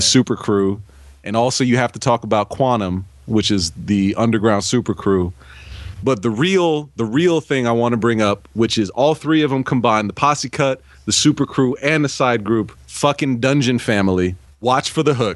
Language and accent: English; Bay Area, California, United States; As a kid growing up in the Bay Area